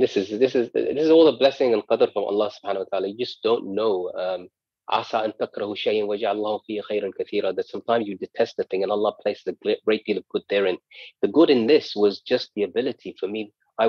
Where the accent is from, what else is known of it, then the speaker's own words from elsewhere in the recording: United Kingdom; They've come to steal money from me, perhaps because I'm British and a foreigner living in this land.